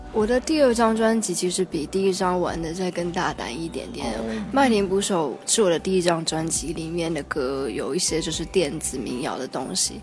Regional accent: Taipei, Taiwan; also born or lived in Beijing; 在台北长大

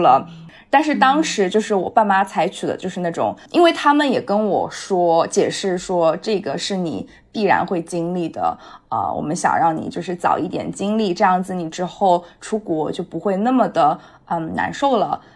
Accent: Shanghai, China; moved away as an adult; now in United States; 我现在还是在就是上海我长大的这个房间里面

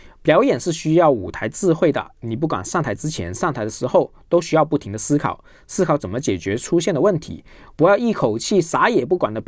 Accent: Guangdong, China; accent: Guangdong accent; 我本身是广东人，普通话有广东口音。

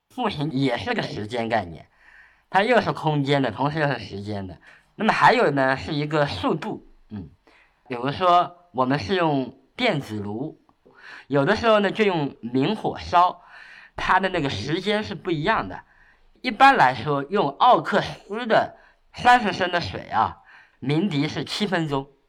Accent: Shaoxing, Zhejiang, China; 像我的生活就是出生在绍兴嘛

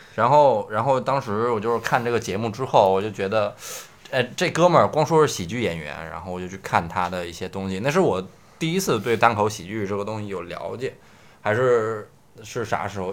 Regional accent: Beijing, China; moved away as an adult; also born or lived in Tianjin; now in Shanghai, China; 我是北京长大的，然后我对大学是天津毕业嗯，然后我再从天津回北京的时候就发现，嗯，小时候北京的那些朋友都不在我身边儿了，因为我住在东边儿

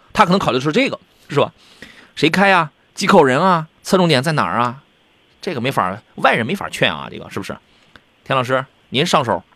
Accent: Jinan, Shandong, China; 我们是大美济南，我们不是大葱卷煎饼济南，我们济南人不吃大葱卷煎饼

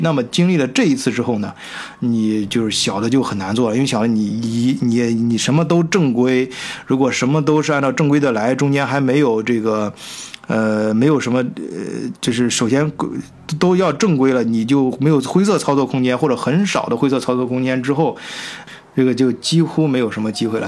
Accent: China; 身为中国人吧

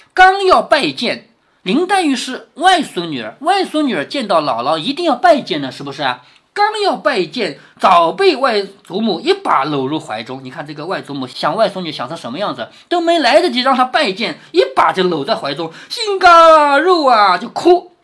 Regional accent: China; 我们中国人

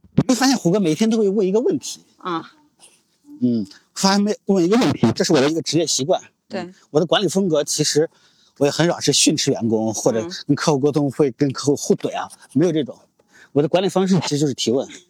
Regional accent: Shaanxi, China; 我作为陕西人的这个性格

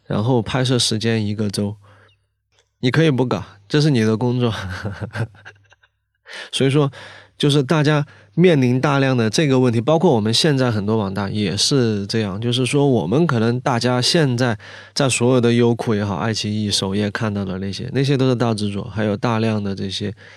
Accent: southeastern Sichuan, China; 四川东南部，山，山，山区，跟他们贵州正好挨着

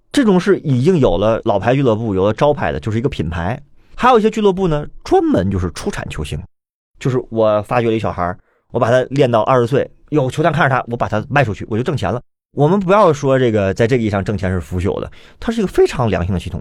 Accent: Tianjin, China; 我们天津人啊，就特别喜欢用，用这种梗

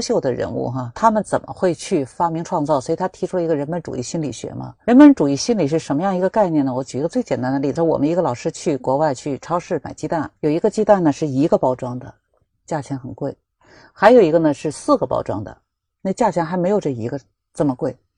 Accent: Beijing, China; 我们北京长大的

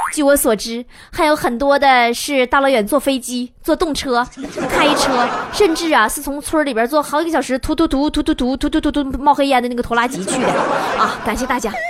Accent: Northeast China, China; accent: Northeastern Mandarin (Dongbei hua); 我说的是， 是东北话吗

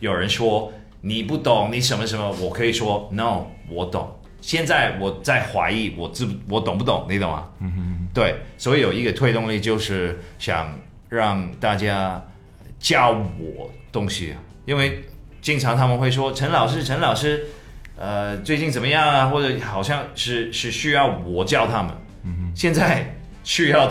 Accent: Canada; born there; 你在哪里出生？加拿大，是唯一这个事情啊。

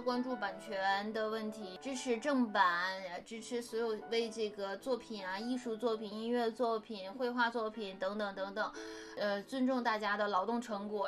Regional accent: China; 我们中国人是不过复活节

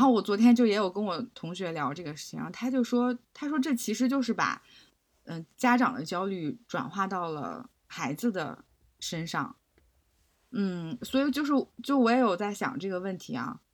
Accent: Beijing, China; 我也是在那个海淀区长大

